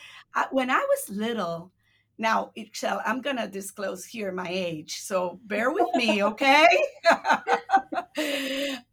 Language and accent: English; Puerto Rico; first language Spanish; English is a second language; moved away as an adult; also born or lived in Massachusetts / Illinois; now in United States; I was born and raised in Puerto Rico, right, my entire life.